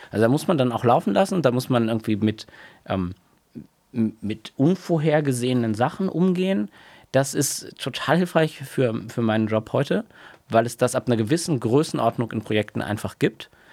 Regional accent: Oldenburg, Lower Saxony, Germany; moved away as an adult; in meiner Heimatstadt Oldenburg

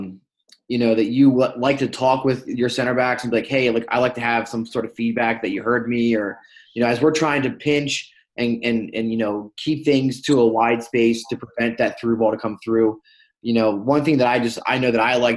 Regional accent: Maryland, United States; I grew up playing futsal in Maryland

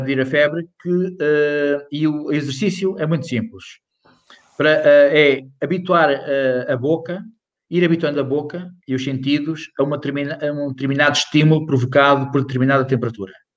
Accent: Ponte de Lima, Norte, Portugal; moved away; eu sou de Ponte Lima

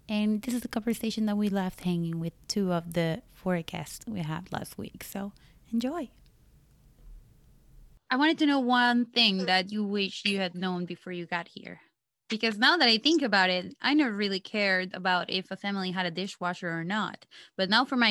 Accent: Costa Rica; moved away as an adult; now in New York, United States; I'm 26 from Costa Rica, and I'm currently in the beautiful state of New York.

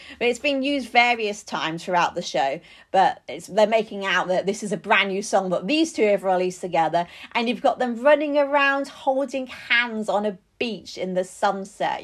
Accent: United Kingdom; as a Brit

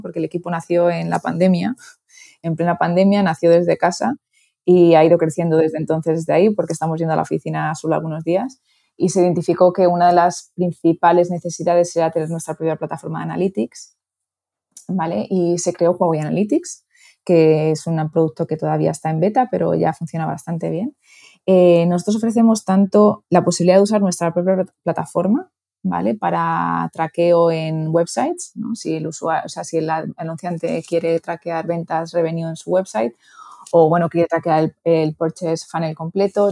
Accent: Toledo, Castilla-La Mancha, Spain; moved away as an adult; also born or lived in Madrid / Miami / New York; soy de Toledo, pero estudié en Madrid

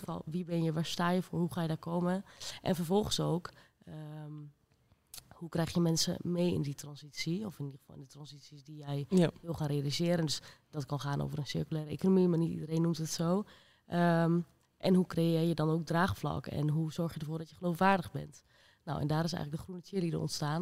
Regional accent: Rijssen, Overijssel, Netherlands; ik kom uit Rijssen.

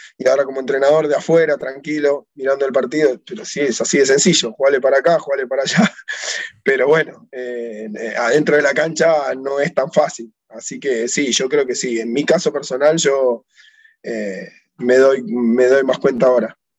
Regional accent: Tigre, Buenos Aires Province, Argentina; yo soy de Tigre, de acá de, la localidad de Tigre, un club que se llamaba Vito Dumas de barrio

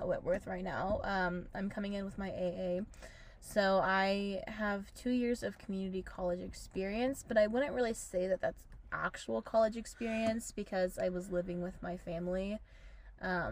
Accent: United States; moved away; I'm from Washington

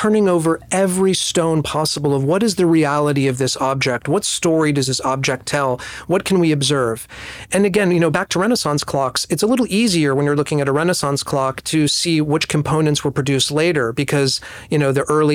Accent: New Jersey, United States; moved away; also born or lived in New York; I was born in New Jersey, but I've lived most of my life or over half my life in New York

